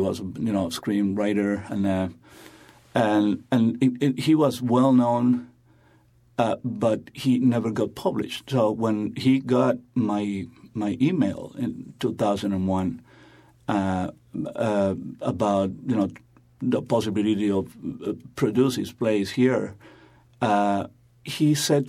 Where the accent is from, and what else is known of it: Venezuela